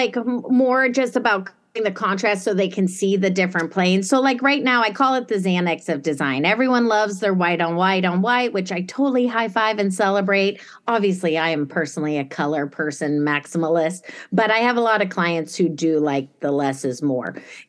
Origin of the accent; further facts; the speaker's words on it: Germany; also born or lived in Italy; So like when I was, not to sound like a jerk, but I grew up in Germany as a kid. My dad was NATO, and I lived in Italy later in a palazzo with a little family.